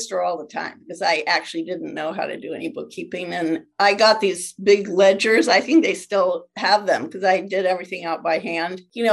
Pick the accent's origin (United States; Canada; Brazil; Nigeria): United States; California; I grew up in California